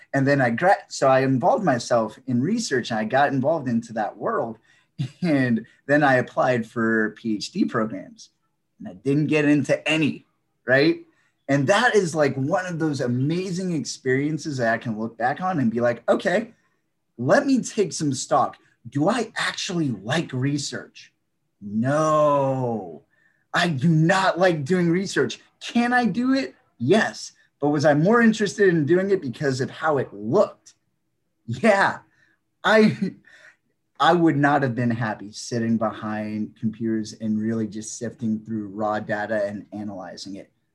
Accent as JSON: {"language": "English", "region": "Northern Virginia", "country": "United States", "tie": "born or raised there", "also_born_or_lived": "Maryland / South Korea / Arlington", "said": "I grew up in Northern Virginia"}